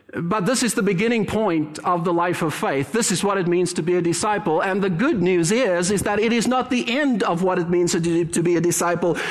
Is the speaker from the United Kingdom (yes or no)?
no; Cape Town, Western Cape, South Africa; moved away as an adult; now in Canada; born and raised in heaven, as I like to refer to it, South Africa, Cape Town